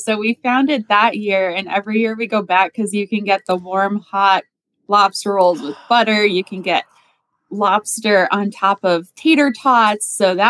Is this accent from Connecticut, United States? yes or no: yes; Connecticut, United States; moved away; So I'm from Connecticut and we like lobster rolls in Connecticut.